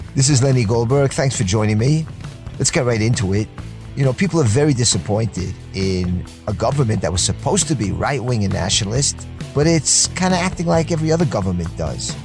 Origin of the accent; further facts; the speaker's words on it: New York City, New York, United States; growing up in Queens, New York